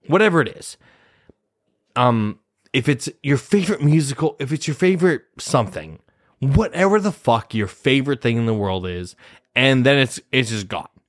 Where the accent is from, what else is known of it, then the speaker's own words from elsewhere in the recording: Nebraska, United States; moved away as an adult; now in New York City, United States; I'm from Nebraska. I'm from Nebraska. Midwest